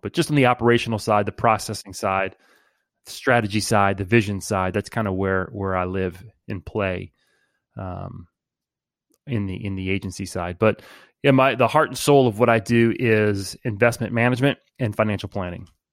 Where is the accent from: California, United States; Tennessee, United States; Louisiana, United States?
Louisiana, United States; New Orleans; from New Orleans, born and raised in the 504